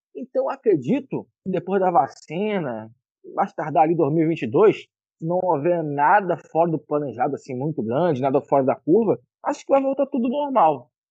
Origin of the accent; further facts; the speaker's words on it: Rio de Janeiro, Brazil; como carioca